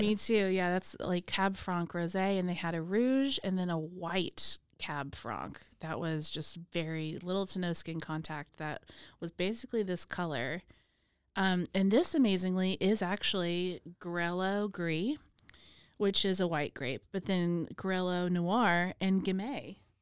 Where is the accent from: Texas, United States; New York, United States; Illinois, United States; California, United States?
Texas, United States; Waco; also born or lived in Austin; even moving back to Waco, when I came back from Austin, I had my parents' old house